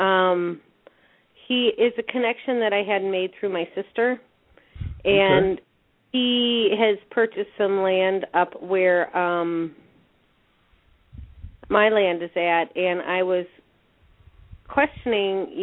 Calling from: Wisconsin, United States; I'm calling from Wisconsin

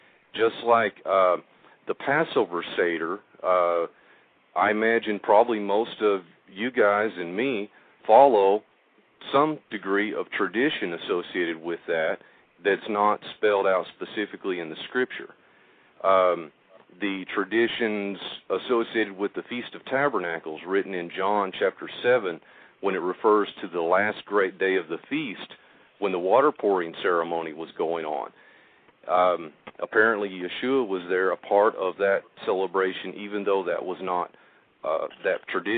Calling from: Oklahoma, United States; I'm calling from Oklahoma.

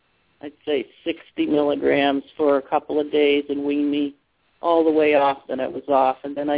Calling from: Massachusetts, United States; I'm calling from Massachusetts.

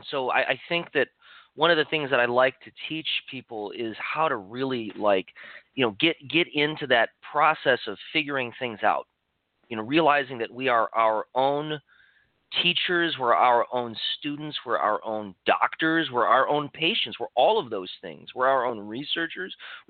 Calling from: Santa Cruz, California, United States; I'm in Santa Cruz, California.

